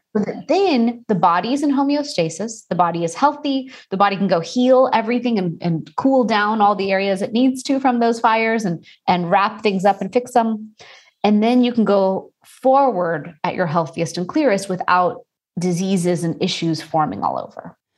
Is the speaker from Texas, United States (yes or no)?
yes; Houston, Texas, United States; I am Indian and I was born and raised in Houston, Texas